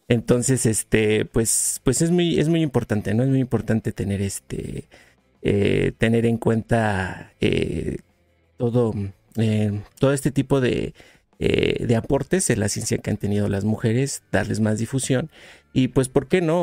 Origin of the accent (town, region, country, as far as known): Mexico